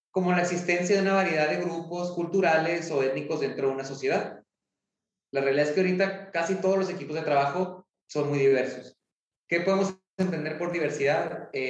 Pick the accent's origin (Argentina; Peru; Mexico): Mexico; Ciudad Juárez, Chihuahua; yo soy de Ciudad Juárez, estamos en Ciudad Juárez.